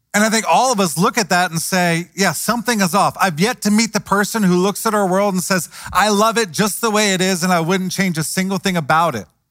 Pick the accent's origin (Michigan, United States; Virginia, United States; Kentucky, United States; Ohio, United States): Ohio, United States; Cincinnati; I grew up in Cincinnati